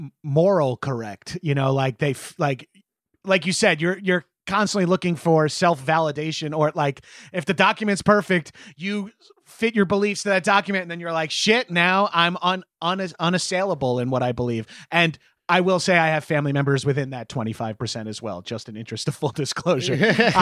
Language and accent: English; New York, United States; Look, I'm a New Yorker.